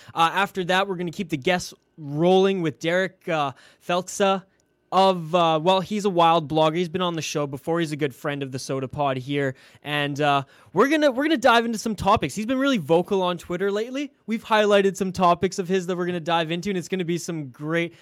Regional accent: Vancouver Island, British Columbia, Canada; I'm actually from Vancouver Island, British Columbia, Canada, as west coast as you can get here

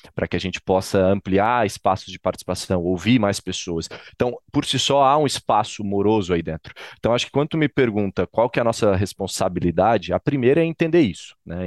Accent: Florianópolis, Santa Catarina, Brazil; Florianópolis, Santa Catarina, que é onde eu nasci, fui criado

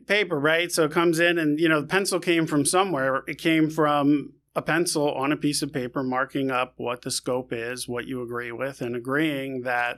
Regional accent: New York City, New York, United States; born and raised in new york

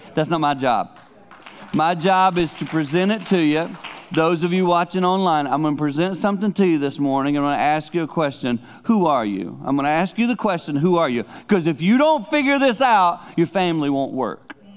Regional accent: the Carolinas, United States; now in Holland, United States; as a boy growing up in the Carolinas in my teen years

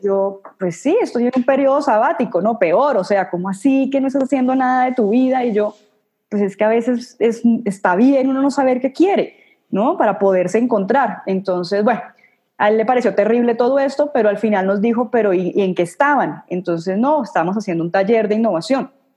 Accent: Cartagena, Bolívar, Colombia; now in Bogotá, Colombia; yo nací en Cartagena, en Colombia

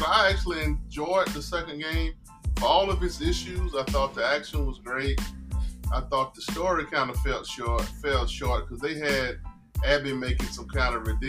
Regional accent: the South, United States; I'm from the South.

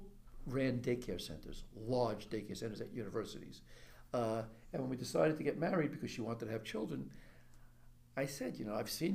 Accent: New York City, New York, United States; born or raised there

